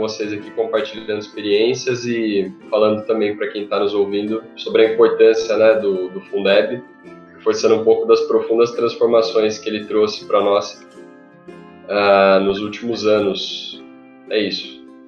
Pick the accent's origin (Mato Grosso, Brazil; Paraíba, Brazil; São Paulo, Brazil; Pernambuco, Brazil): São Paulo, Brazil; Jaguariúna; sou de Aguariúna